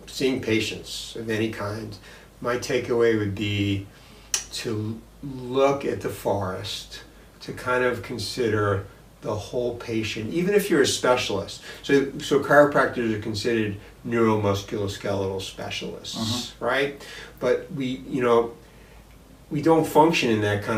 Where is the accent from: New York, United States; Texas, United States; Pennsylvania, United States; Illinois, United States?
New York, United States; Long Island; moved away as an adult; also born or lived in Syracuse area, New York; now in Syracuse, United States; The college was actually on Long Island at the time, which is where I'm originally from